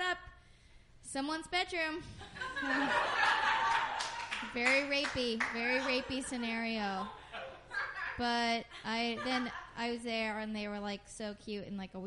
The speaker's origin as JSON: {"language": "English", "town": "Oakland", "region": "California", "country": "United States", "moved": "as an adult", "lives_now": "Portland, United States", "said": "I'm from Oakland, and I live in Portland now"}